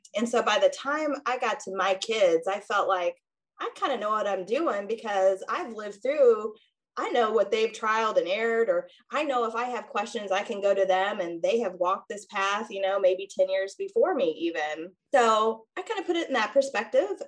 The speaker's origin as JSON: {"language": "English", "area": "two hours north of St. Louis", "region": "Missouri", "country": "United States", "tie": "born or raised there", "also_born_or_lived": "Kansas City", "moved": "as an adult", "lives_now": "St. Louis, United States", "said": "I actually grew up two hours north of St. Louis"}